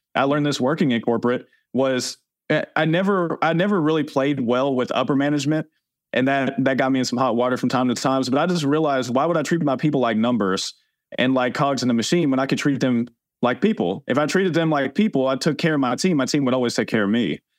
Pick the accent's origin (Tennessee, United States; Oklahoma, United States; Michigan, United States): Tennessee, United States; growing up in Tennessee, that's what I was taught